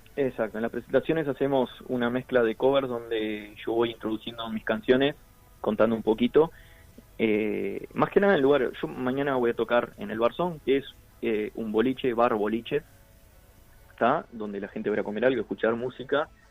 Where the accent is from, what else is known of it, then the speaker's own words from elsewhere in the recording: Artigas, Uruguay; now in Montevideo, Uruguay; soy de Artigas. Eh, radicado en Montevideo